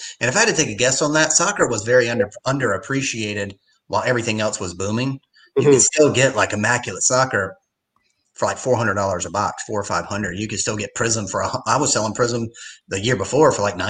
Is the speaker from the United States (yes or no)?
yes; Wilmington, North Carolina, United States; also born or lived in New York; I grew up and born and raised in Wilmington